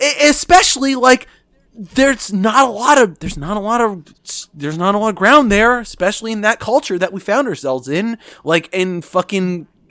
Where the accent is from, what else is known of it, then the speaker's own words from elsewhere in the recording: New York City, New York, United States; as someone growing up in New York, and has lived there my entire life.